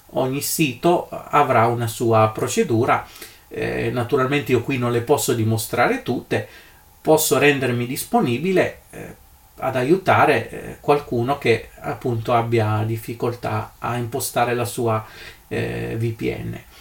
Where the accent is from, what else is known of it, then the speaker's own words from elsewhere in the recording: Italy; nel mio paese eh, d'Italia